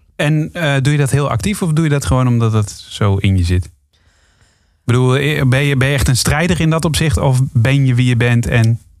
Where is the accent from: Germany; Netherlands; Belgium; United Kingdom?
Netherlands; wij Nederlanders